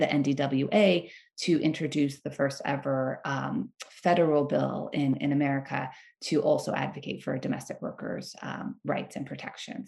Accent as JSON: {"language": "English", "town": "Bakersfield", "region": "California", "country": "United States", "tie": "born or raised there", "said": "I grew up in Bakersfield, California"}